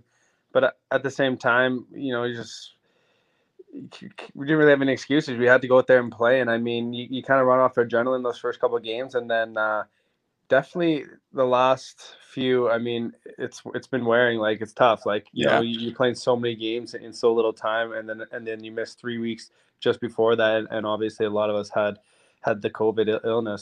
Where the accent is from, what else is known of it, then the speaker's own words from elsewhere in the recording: Roblin, Manitoba, Canada; also born or lived in Yorkton, Saskatchewan; I was born in York in Saskatchewan, but I grew up in a tiny town called Roblin, and it's in Manitoba.